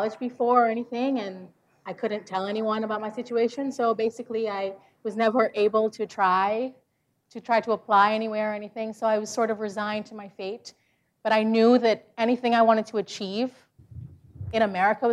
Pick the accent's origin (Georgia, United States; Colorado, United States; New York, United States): Georgia, United States; also born or lived in Guyana; I grew up in Georgia, rural Georgia, where there was no public transportation